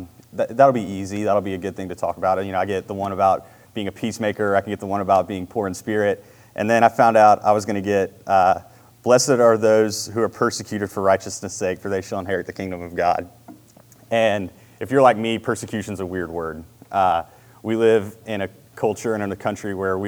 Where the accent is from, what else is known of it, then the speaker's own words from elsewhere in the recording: Marietta, United States; I grew up in Marietta, went to Marietta High School. I've always been in this area